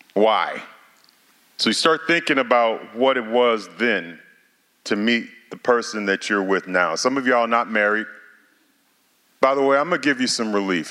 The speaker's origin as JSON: {"language": "English", "town": "St. Louis", "region": "Missouri", "country": "United States", "moved": "yes", "lives_now": "Oklahoma, United States", "said": "I know I'm in Oklahoma, but I'm from Missouri, St. Louis."}